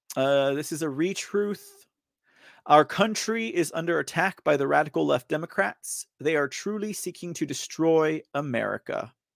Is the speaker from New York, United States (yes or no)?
no; Texas, United States; I'm from Texas